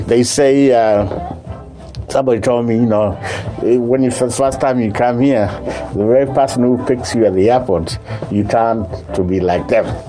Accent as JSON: {"language": "English", "country": "Kenya", "moved": "as an adult", "lives_now": "United States", "said": "I'm from Kenya. But I've been here since I came here 1980."}